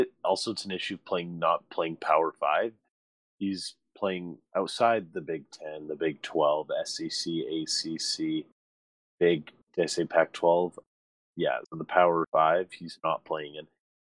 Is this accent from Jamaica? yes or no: no; Canada; being a Canadian, anything.